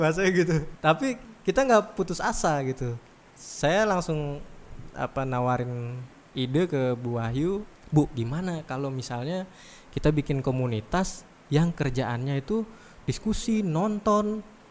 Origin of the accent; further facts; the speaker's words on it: Pangkalan Bun, Central Kalimantan, Indonesia; moved away as an adult; also born or lived in Yogyakarta; Kebetulan kampung halaman. Saya lama uh, di Jogja jadi saking saking lamanya kembali lagi ke Pangkalan ke Pangkalan Bun, orang-orang Pangkalan Bun nggak percaya kalau saya orang Pangkalan Bun